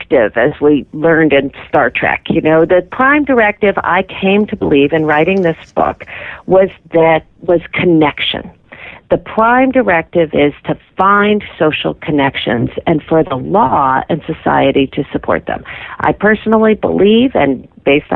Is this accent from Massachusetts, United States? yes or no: yes; Massachusetts, United States; my home state of Massachusetts